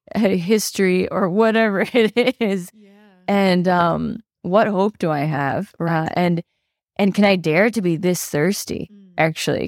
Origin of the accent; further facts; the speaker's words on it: Maine, United States; I grew up in Maine